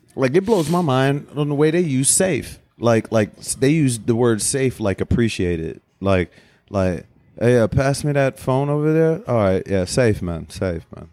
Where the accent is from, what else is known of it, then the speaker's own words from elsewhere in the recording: Cleveland Heights, Ohio, United States; I went to Cleveland Heights